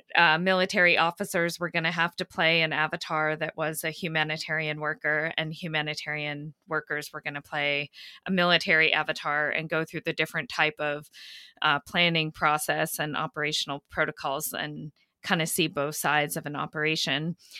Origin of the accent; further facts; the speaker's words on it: Maine, United States; also born or lived in Kenya; I grew up in Maine, uh, which is where my mother comes from